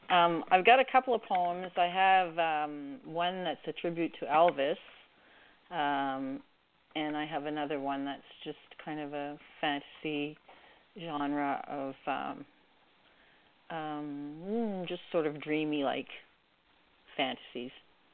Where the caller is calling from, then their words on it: Canada; calling from Canada.